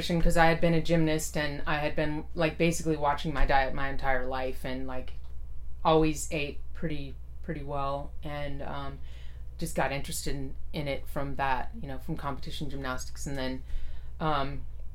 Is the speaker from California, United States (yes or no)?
yes; Fremont, California, United States; also born or lived in San Leandro; I grew up in Fremont. I was born in San Leandro, but grew up in Fremont, Niles area